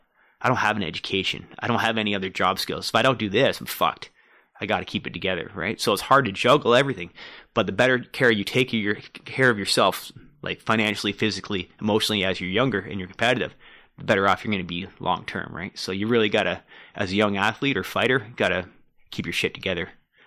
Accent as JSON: {"language": "English", "area": "Durham Region", "region": "Ontario", "country": "Canada", "tie": "born or raised there", "also_born_or_lived": "Newmarket, Ontario / Oshawa, Ontario", "said": "I grew up in Durham region."}